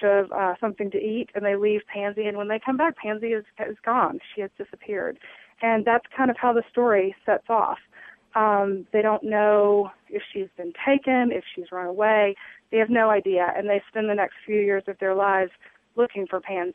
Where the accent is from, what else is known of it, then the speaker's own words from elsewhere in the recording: Jackson, Mississippi, United States; moved away; I grew up in Jackson, Mississippi, was born and raised in South Jackson